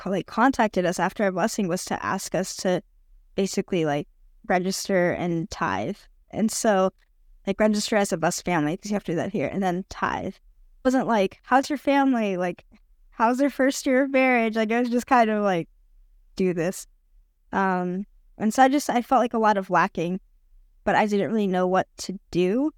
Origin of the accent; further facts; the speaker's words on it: United States; now in Brazil; I'm living in Brazil currently, but I am American, but I'm also Brazilian. I'm half Brazilian, half Brazilian, half Canadian, but I grew up in the U.S.